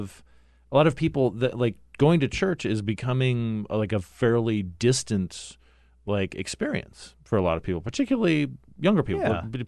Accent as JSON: {"language": "English", "town": "Phoenix", "region": "Arizona", "country": "United States", "tie": "born or raised there", "also_born_or_lived": "Cottonwood, Arizona", "said": "tell where my experience was in growing up in Phoenix and Cottonwood, Arizona?"}